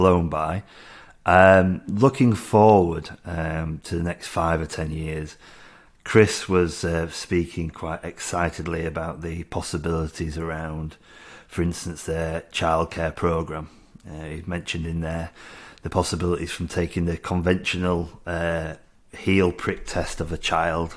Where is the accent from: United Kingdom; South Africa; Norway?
United Kingdom; Being British myself